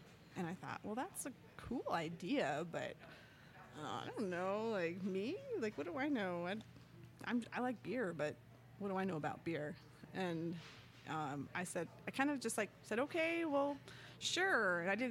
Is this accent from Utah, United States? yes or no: yes; Utah, United States; born and raised in Utah, raised in the predominant religion, which is the Church of Jesus Christ of Latter-day Saints, also known as the Mormons